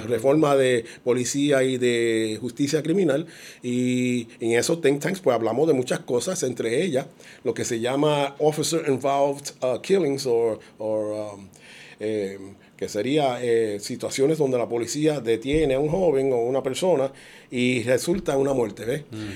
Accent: Puerto Rico

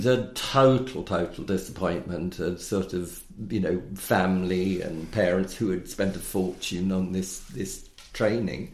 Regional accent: London, United Kingdom; I grew up in London. I grew up in South London.

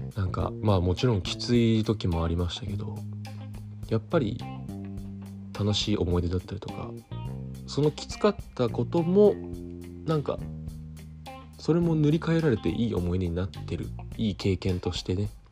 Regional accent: Tokyo, Japan; 東京都出身です東京の江戸川区小岩というディープな町と言われているところで生まれ育ち

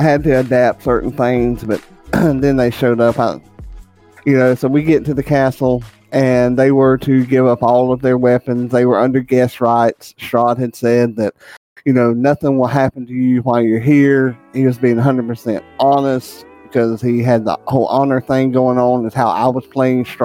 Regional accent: the South, United States; I'm from the South

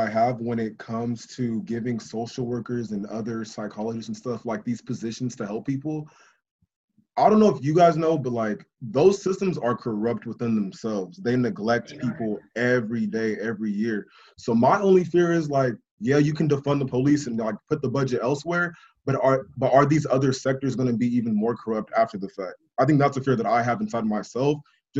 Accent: Bay Area, California, United States; moved away as an adult; now in Atlanta, United States; growing up out there in the Valley

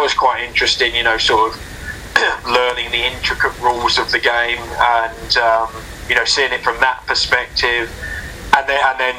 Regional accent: South England, United Kingdom; I'm from South England, and there weren't actually many like big Premier League clubs near me growing up

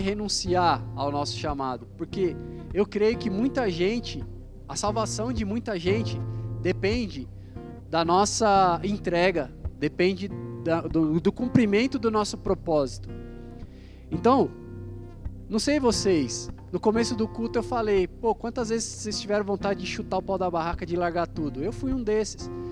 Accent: Guarulhos, São Paulo, Brazil; nós somos de Guarulhos

